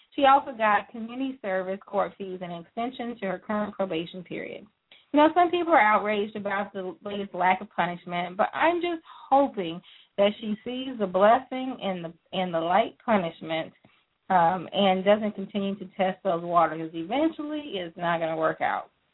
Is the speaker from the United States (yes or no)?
yes; Texas, United States; also born or lived in Louisiana; I was not born in Texas, but I was raised in Texas, and so I will continue to call it our state.